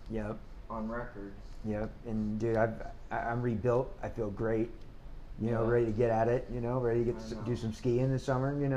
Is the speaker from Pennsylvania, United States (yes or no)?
no; New Orleans, Louisiana, United States; moved away; growing up in New Orleans